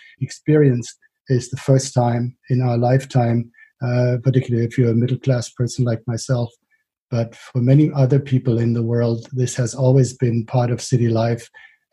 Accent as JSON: {"language": "English", "town": "Frankfurt", "region": "Hesse", "country": "Germany", "tie": "born or raised there", "said": "places like Sossenheim and Bonnames in my hometown of Frankfurt"}